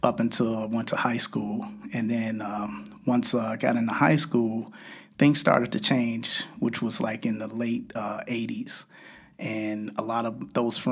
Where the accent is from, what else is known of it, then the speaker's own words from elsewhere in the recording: Chicago, Illinois, United States; I grew up just a couple of blocks from here. Wow. In South Austin